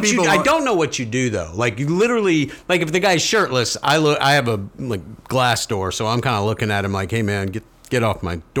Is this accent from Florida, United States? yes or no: yes; Florida, United States; Yeah, I'm from Florida.